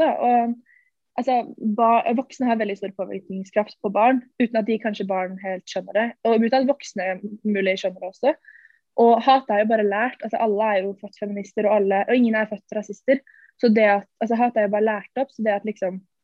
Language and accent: Norwegian; Ski, Akershus, Norway; der vi er fra, eller Ski, i Ski sentrum